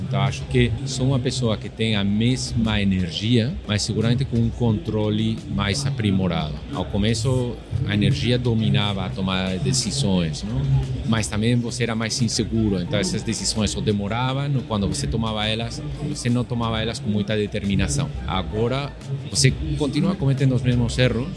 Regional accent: Madrid, Community of Madrid, Spain; Portuguese is a second language; moved away as an adult; also born or lived in Florianópolis, Brazil; now in Brazil; eu sou da Espanha, nasci, cresci em Madrid

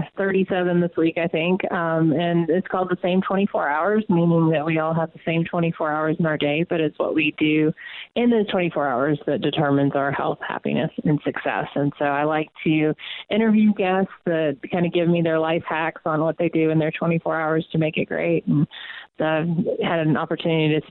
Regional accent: Atlanta, Georgia, United States; born or raised there; moved away as an adult

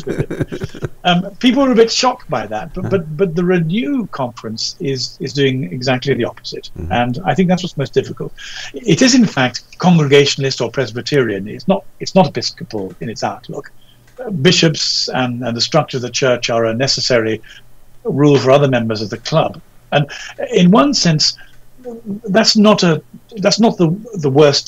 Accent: England, United Kingdom; being an Englishman and our English society

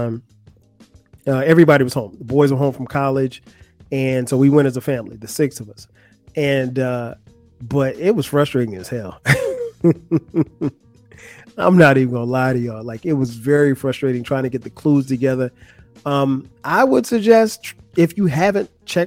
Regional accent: Florence, South Carolina, United States; moved away; also born or lived in Atlanta, Georgia; Florence, South Carolina. That's my hometown. That's where I grew up

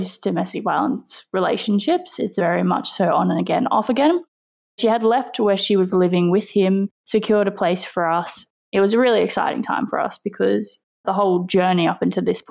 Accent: Australia; I am 24 years old and I am from Australia

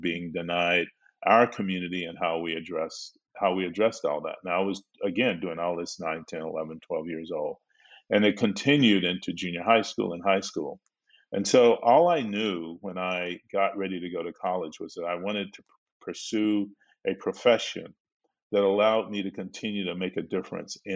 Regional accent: Belmont, United States; my little Black village, when I grew up in Belmont

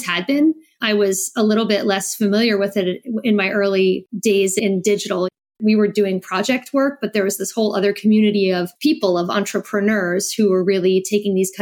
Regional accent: New Jersey, United States; moved away as an adult; also born or lived in New York / Iowa City, Iowa / Germany; now in France; I grew up in New Jersey. I'm American.

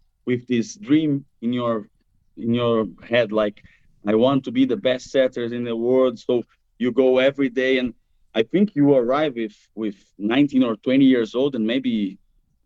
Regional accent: Rio de Janeiro, Brazil; English is a second language; now in Italy; I'm from Rio

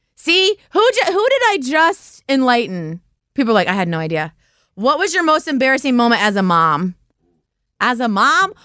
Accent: Ohio, United States; I am from Ohio. I live in Cincinnati.

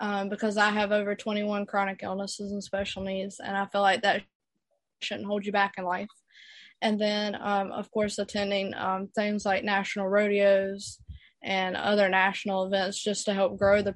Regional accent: Youngsville, North Carolina, United States; I'm from Youngsville, North Carolina. I'm a North Carolina native, and so is all of my family.

